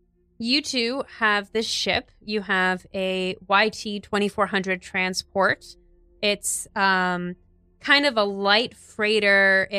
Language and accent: English; New York City, New York, United States; I was kind of becoming who I am as a New Yorker